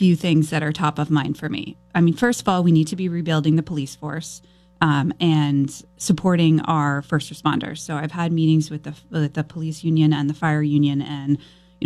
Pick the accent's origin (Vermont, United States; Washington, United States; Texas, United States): Vermont, United States; Norwich; also born or lived in Burlington, Vermont; I am a lifelong Vermonter. I was raised in Norwich, Vermont